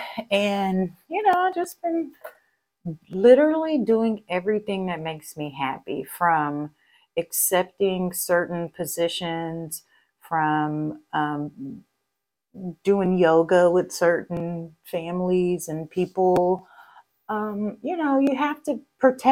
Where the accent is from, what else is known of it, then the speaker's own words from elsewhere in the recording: Texas, United States; I'm Texan